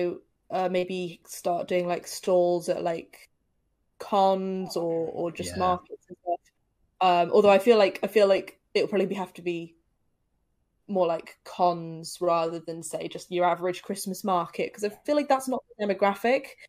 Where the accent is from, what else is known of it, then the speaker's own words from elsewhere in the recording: Telford, West Midlands, United Kingdom; now in Cheltenham, United Kingdom; Telford, which is actually where I'm originally from. I didn't realize there was a board game cafe in Telford until I moved away from Telford